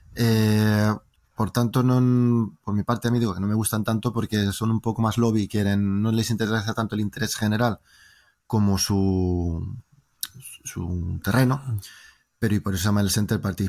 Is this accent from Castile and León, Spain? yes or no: yes; Valladolid, Castile and León, Spain; accent: Spanish; moved away as an adult; also born or lived in Norway; now in Drammen, Norway; Yo soy español, me interesa lo que pasa en España